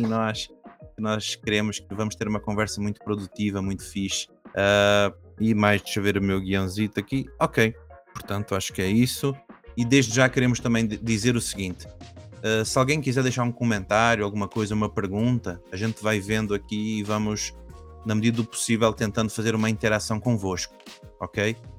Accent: Caldas da Rainha, Centro, Portugal; also born or lived in Brazil; eu nasci no Brasil, mas quando era muito pequenino, eu vim para Portugal. E eu não era aqui do norte, eu fui lá para as Caldas da Rainha

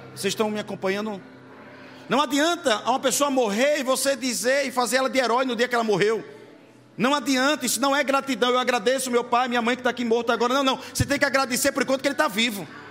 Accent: Itabaiana, Sergipe, Brazil; sou de Itabaiana, Sergipe

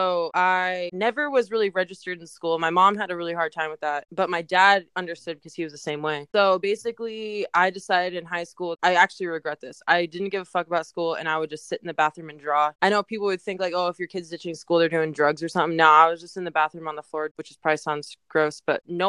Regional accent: Chicago, Illinois, United States; now in Fallbrook, United States; I was born in Chicago, but I live in Fallbrook, California, and I'm 25.

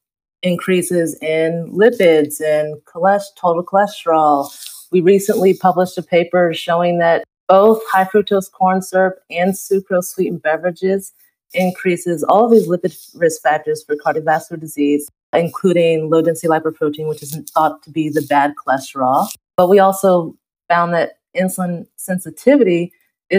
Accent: the South, United States; moved away; I was born and raised in the South

